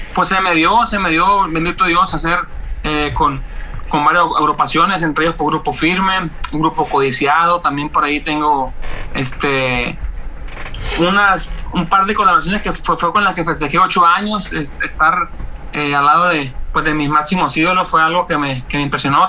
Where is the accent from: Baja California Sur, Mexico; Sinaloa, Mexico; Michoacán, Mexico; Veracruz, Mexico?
Sinaloa, Mexico; Mazatlán; yo este, radico de Mazatlán, soy de Mazatleco 100%